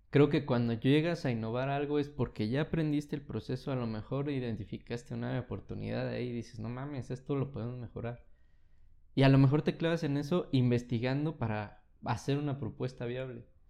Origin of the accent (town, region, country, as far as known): Mexico